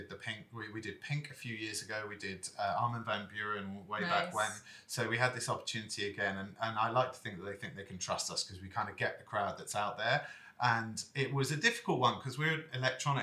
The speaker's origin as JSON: {"language": "English", "region": "England", "country": "United Kingdom", "moved": "yes", "said": "as English guys that have lived here"}